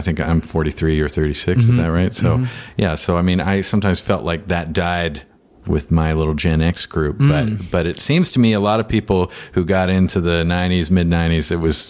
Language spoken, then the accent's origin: English; Victoria, British Columbia, Canada; I'm from Victoria